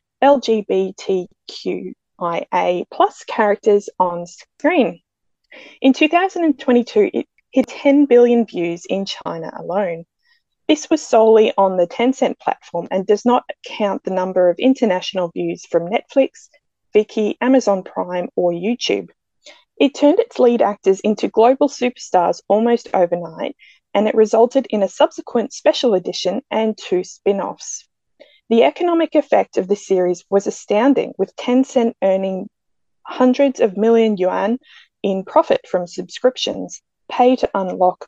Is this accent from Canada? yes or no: no; Australia; I'm from Australia